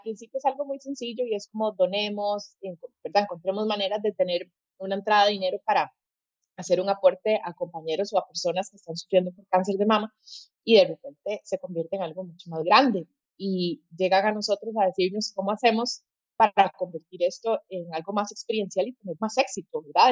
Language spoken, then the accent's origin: Spanish; Costa Rica; also born or lived in Colombia; soy costarricense, pero decidí estudiar allá diseño